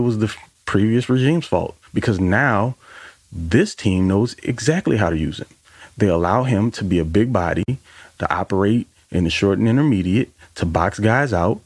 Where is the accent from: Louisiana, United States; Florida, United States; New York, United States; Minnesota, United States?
Louisiana, United States; New Orleans; I'm from New Orleans